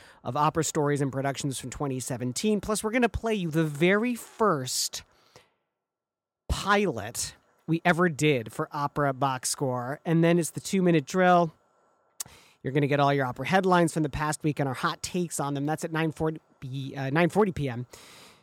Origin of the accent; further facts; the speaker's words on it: Michigan, United States; moved away; which is what I grew up in back in Michigan